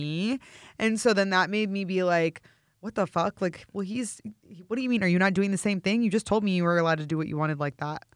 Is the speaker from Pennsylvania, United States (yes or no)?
no; St. Louis, Missouri, United States; moved away as an adult; now in Los Angeles, United States; I am actually from Saint Louis, born and raised